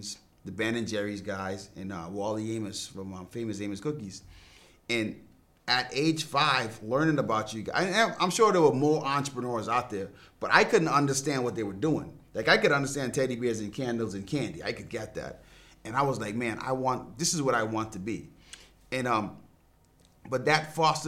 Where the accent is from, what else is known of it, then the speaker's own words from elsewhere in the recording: Bahamas; I grew up in the Bahamas